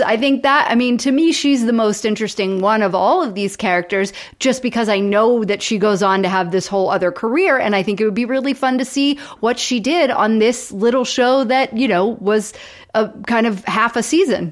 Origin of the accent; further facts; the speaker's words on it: Florida, United States; I grew up in Florida